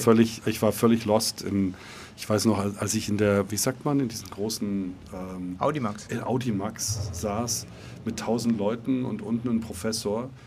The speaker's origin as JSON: {"language": "German", "town": "Reutlingen", "region": "Baden-Württemberg", "country": "Germany", "tie": "born or raised there", "also_born_or_lived": "Neunkirchen, Saarland", "said": "ins Schwäbische nach Reutlingen ähm, in der Nähe von Stuttgart. Und dort bin ich auch aufgewachsen"}